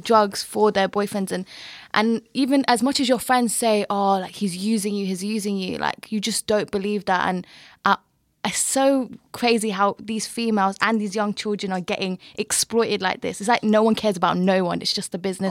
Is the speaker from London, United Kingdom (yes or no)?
yes; London, United Kingdom; moved away as an adult; also born or lived in Canterbury, Kent; I'm from Brent, but I went to university in Kent, in Canterbury.